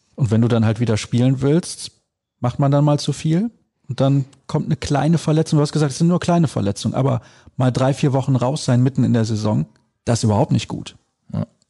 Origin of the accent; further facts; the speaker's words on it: Solingen, North Rhine-Westphalia, Germany; Ich komme aus Solingen